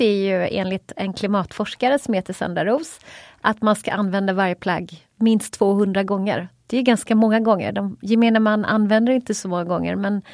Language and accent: Swedish; Småland, Sweden; jag är ju smålänning också